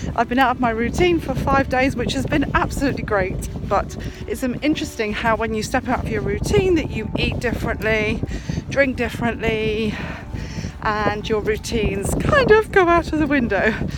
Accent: England, United Kingdom; nationality I am English

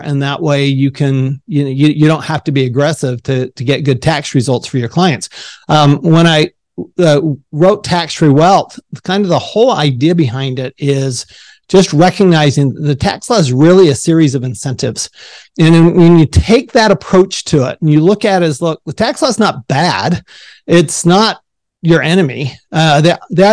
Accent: Salt Lake City, Utah, United States; I grew up in Salt Lake City, Utah

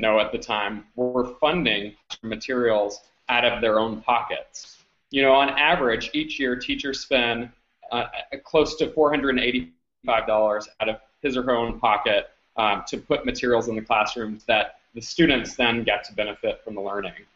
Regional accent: Louisiana, United States; I grew up originally in Louisiana

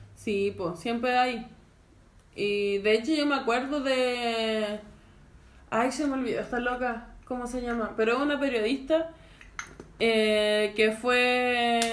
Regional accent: Santiago, Santiago Metropolitan Region, Chile; todos mis amigos que somos de Cerrillo

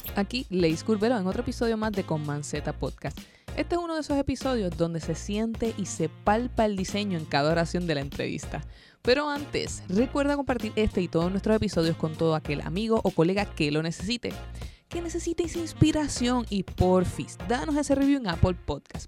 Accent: Puerto Rico; yo soy puertorriqueño

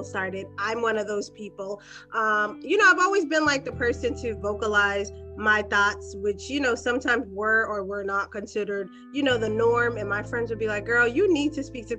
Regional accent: Boston, Massachusetts, United States; I am from Boston, Massachusetts

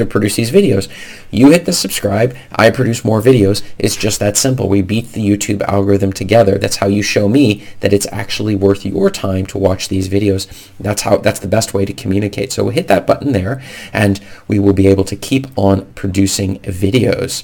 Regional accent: United States; moved away as an adult; now in Norway; the United States law, as my home country

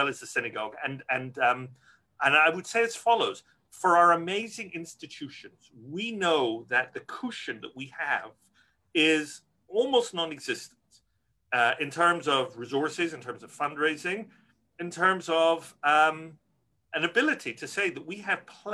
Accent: Glasgow, Scotland, United Kingdom; moved away; I grew up in Glasgow, Scotland, a community that's declined a lot for demographic reasons

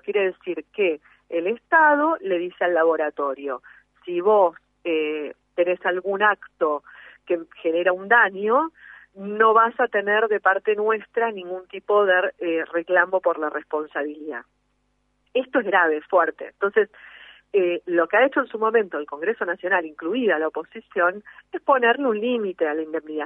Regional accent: Argentina; todos somos argentinos, todos habitamos el mismo suelo

